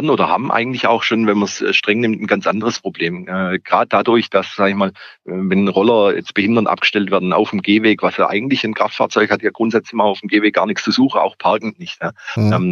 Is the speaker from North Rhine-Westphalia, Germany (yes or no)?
no; Calw, Baden-Württemberg, Germany; wenn ich an meine Heimatstadt Kalf im Schwarzwald denke, da konnte man früher äh, mit dem Auto bis vor die Geschäfte hinfahren.